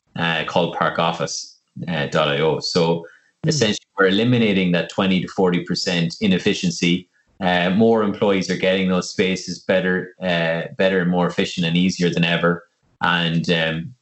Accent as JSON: {"language": "English", "town": "Longford", "region": "County Longford", "country": "Ireland", "moved": "yes", "lives_now": "Dublin, Ireland", "said": "I'm originally from Longford, and when I moved up to Dublin, I lived in the city centre"}